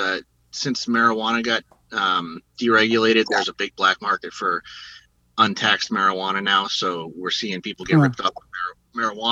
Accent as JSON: {"language": "English", "region": "Rhode Island", "country": "United States", "tie": "born or raised there", "moved": "yes", "lives_now": "Los Angeles, United States", "said": "I grew up in Rhode Island"}